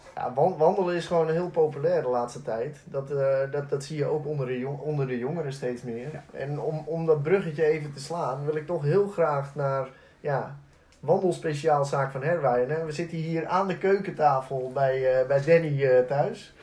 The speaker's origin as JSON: {"language": "Dutch", "town": "Alkmaar", "region": "North Holland", "country": "Netherlands", "said": "ik kom zelf uit Alkmaar"}